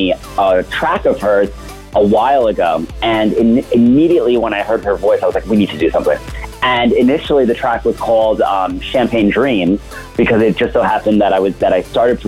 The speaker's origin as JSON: {"language": "English", "region": "New York", "country": "United States", "moved": "as an adult", "lives_now": "Miami, United States", "said": "Originally, I'm from New York, and I live in Miami. I've been down here around 10 years"}